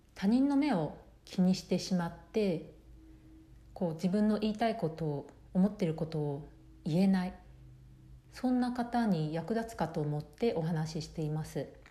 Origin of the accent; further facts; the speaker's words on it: Japan; moved away as an adult; now in United States; 私は生まれ育ち日本なので日本でずっと、まあ、生活をしてきて